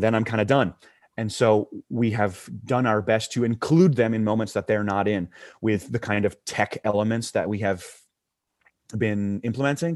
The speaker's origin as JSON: {"language": "English", "town": "Huntsville", "region": "Alabama", "country": "United States", "tie": "born or raised there", "also_born_or_lived": "Tuscaloosa, Alabama", "said": "I grew up in Huntsville, Alabama, which is North Alabama"}